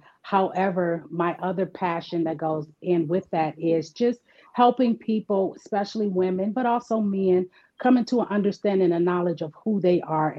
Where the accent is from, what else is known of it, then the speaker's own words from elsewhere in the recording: Cleveland, Ohio, United States; I'm actually from Cleveland, Ohio.